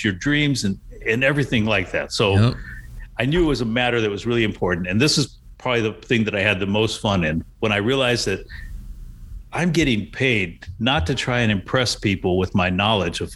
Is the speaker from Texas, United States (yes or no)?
yes; San Antonio, Texas, United States; I grew up in San Antonio